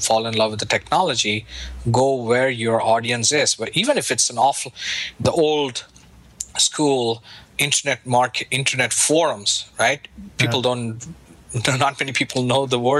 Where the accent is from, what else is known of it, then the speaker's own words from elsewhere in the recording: India; now in United States; Growing up in India